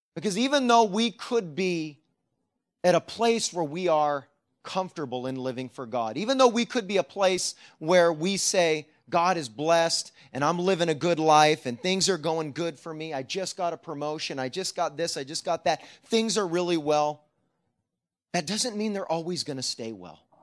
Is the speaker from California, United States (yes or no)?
yes; Sacramento, California, United States; moved away; I grew up in Sacramento